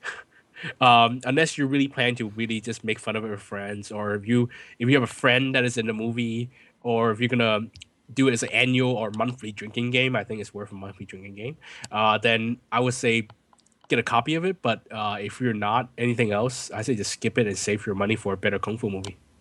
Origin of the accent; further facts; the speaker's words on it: California, United States; I'm from California